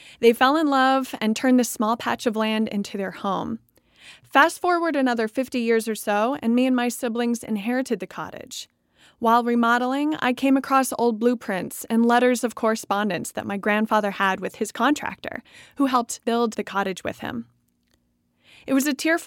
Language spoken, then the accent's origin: English; Sullivan, Maine, United States; my hometown doesn't have any big music venues